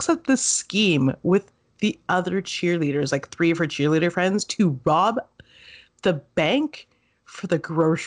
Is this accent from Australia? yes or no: no; Canada; we are Canadian